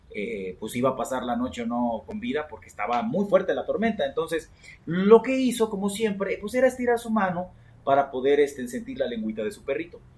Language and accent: Spanish; Coatepec, Veracruz, Mexico; moved away; de allá de mi pueblo natal, como saben, yo soy de Coatepec, la tierra donde se produce el mejor café del mundo